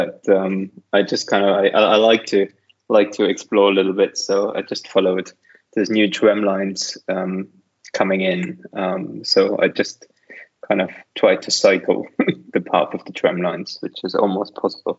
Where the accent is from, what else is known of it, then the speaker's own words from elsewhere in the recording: Germany; moved away; also born or lived in Thuringian Forest, Germany; I grew up in Germany, so cycling as a child is pretty normal